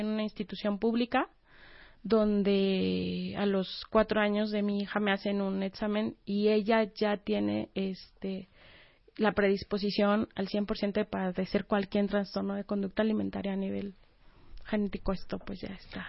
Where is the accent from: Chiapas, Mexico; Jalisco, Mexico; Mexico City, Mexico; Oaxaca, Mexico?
Oaxaca, Mexico; moved away as an adult; also born or lived in Puebla; soy de Oaxaca